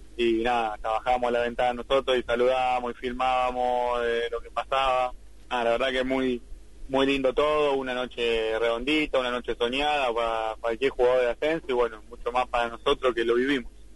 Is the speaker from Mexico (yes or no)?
no; San Miguel, Buenos Aires Province, Argentina; soy de San Miguel, de muy lejos de La Ferrera, tengo una hora y media de viaje